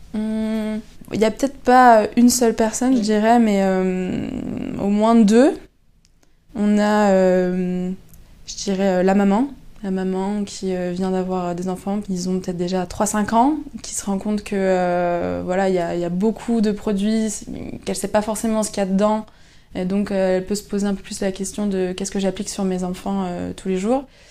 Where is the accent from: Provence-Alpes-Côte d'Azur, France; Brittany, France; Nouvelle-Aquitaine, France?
Brittany, France; Lannion; Je suis originaire de Lannion.